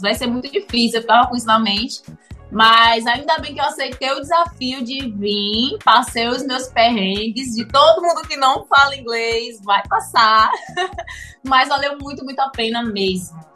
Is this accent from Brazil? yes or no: yes; Salvador, Bahia, Brazil; moved away as an adult; now in Cape Town, South Africa; nós somos baianos, natural de Salvador, Bahia